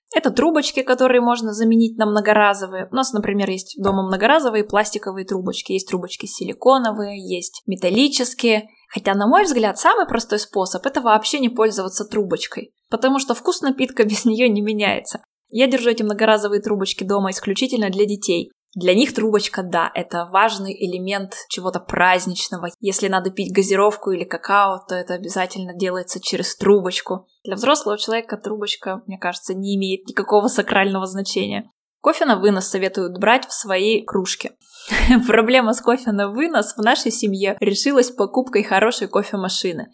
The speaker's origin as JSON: {"language": "Russian", "town": "Chelyabinsk", "region": "Chelyabinsk Oblast", "country": "Russia", "tie": "born or raised there", "said": "В моем родном городе, в Челябинске"}